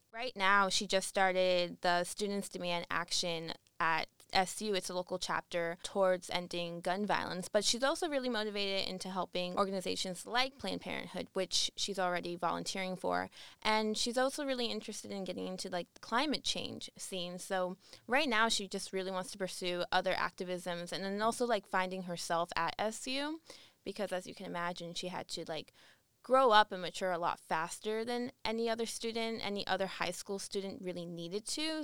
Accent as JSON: {"language": "English", "town": "Coral Springs", "region": "Florida", "country": "United States", "also_born_or_lived": "Syracuse, New York", "moved": "as an adult", "said": "I'm actually originally from Coral Springs, Florida, which is a city right next to Parkland"}